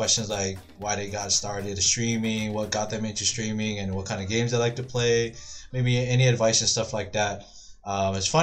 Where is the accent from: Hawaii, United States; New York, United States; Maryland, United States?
Hawaii, United States; Honolulu; moved away as an adult; now in Arizona, United States; born and raised in Hawaii. Born and raised in Kalihi, K-Town